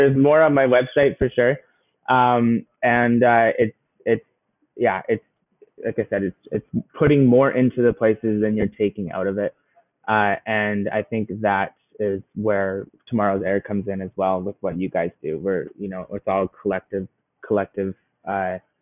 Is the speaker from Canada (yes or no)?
yes; just south of Calgary, Alberta, Canada; I grew up in just south of Calgary in Alberta